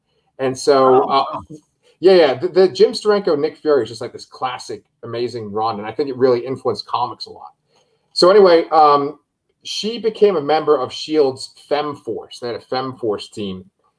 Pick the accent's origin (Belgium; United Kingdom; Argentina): United Kingdom; Scotland; So, and I'm Scottish, by the way, so I can do that.